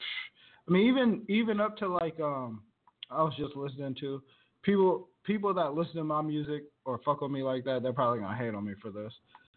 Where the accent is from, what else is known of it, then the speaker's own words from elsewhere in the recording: Virginia, United States; moved away as an adult; now in California, United States; I'm Asian. You know, I'm Japanese. Like, that was, like, because growing up in Virginia